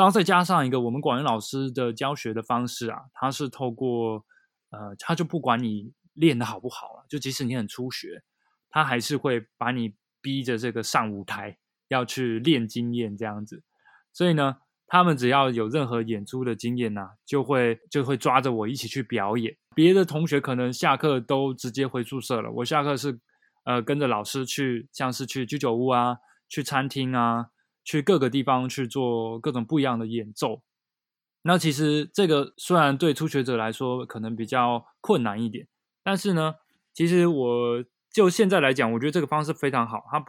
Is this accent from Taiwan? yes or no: yes; Taiwan; also born or lived in Japan; 因为我是台湾人嘛，然后我在学习日文，在日本学习日文